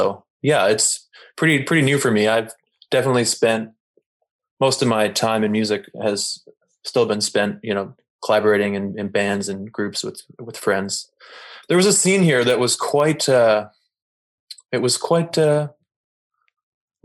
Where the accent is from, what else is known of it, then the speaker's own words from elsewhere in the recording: Toronto, Ontario, Canada; moved away as an adult; also born or lived in Ottawa; now in Montreal, Canada; I'm originally from Toronto.